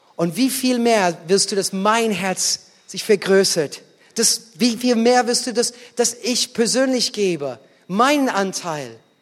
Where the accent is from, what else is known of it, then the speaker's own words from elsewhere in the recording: United States; German is a second language; moved away; als Amerikaner